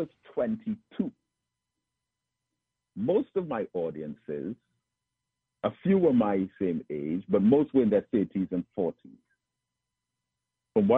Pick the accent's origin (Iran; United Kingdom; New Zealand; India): United Kingdom; England; moved away as an adult; also born or lived in Trinidad; now in Trinidad and Tobago; I was born in England and joined the Nation of Islam over there. And I came back to Trinidad